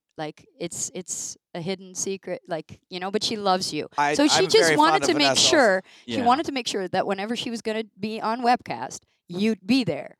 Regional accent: Rotterdam, South Holland, Netherlands; I'm from Rotterdam.

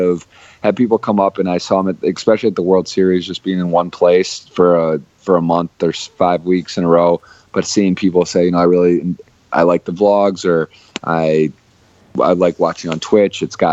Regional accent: Ann Arbor, Michigan, United States; I was born and raised in Ann Arbor, Michigan. I was there my whole life until college

